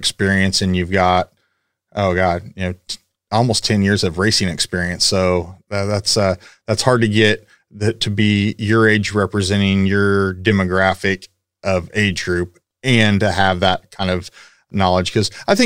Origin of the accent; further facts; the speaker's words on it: Paola, Kansas, United States; moved away as an adult; now in Houston, United States; I'm from Kansas. I'm from the same hometown as Miles